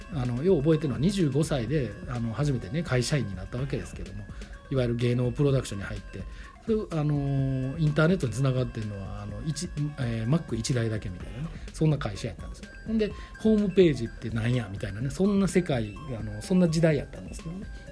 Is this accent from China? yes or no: no; Kobe, Hyogo, Japan; moved away as an adult; also born or lived in Tokyo; now in Delft, Netherlands; 僕神戸出身